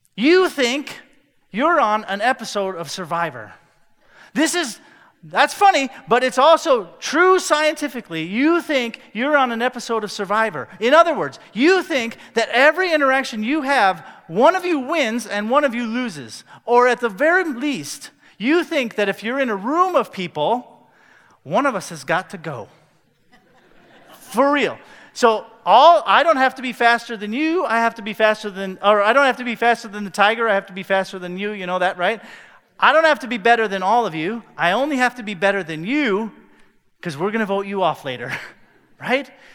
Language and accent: English; Cedar Rapids, Iowa, United States; I grew up in North America, more specifically in Cedar Rapids, Iowa